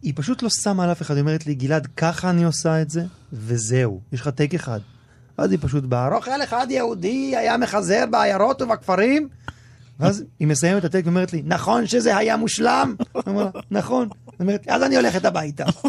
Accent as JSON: {"language": "Hebrew", "town": "Ra'anana", "region": "Central District", "country": "Israel", "tie": "born or raised there", "also_born_or_lived": "Tel Aviv", "said": "חבורה של גברים שגדלתי איתם מגיל מאוד צעיר, גדלנו ברעננה"}